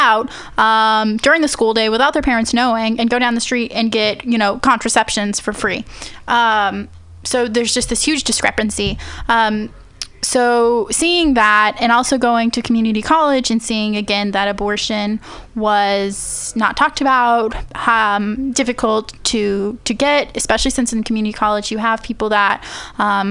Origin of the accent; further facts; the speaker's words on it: Central Valley, California, United States; moved away as an adult; also born or lived in Bakersfield / Fresno / Madera / Chowchilla; I'm originally from the Central Valley. I lived there for 18 years